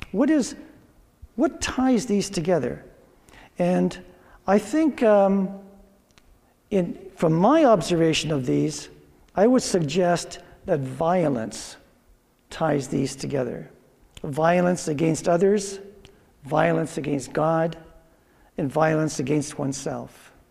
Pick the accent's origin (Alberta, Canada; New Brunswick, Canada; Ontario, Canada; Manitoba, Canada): Ontario, Canada; Drayton; I grew up in Drayton, and me and another guy in my class we started going to university at uh, Waterloo